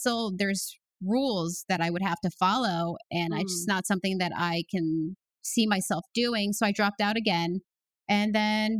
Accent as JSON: {"language": "English", "country": "United States", "tie": "born or raised there", "said": "I grew up in the New York, Connecticut area"}